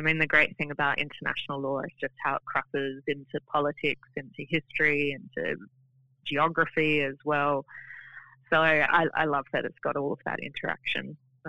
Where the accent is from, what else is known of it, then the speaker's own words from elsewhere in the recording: Adelaide, South Australia, Australia; also born or lived in Tasmania / Sydney / Darwin; I spent most of my time growing up in Adelaide, but we moved around a little bit when I was growing up, so Tasmania, Sydney, Darwin, then Adelaide.